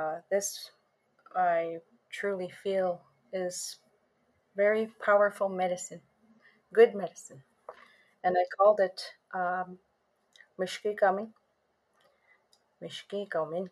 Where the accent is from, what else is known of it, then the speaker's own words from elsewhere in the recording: Sioux Lookout, Ontario, Canada; I am from Sulakout, Ontario.